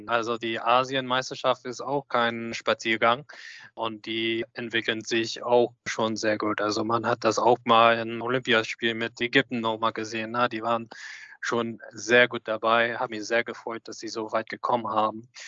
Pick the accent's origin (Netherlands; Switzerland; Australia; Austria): Australia; ich kenne die Manager Pascal Winkler aus Sydney University schon sehr lang, aus meiner Jugend in Australien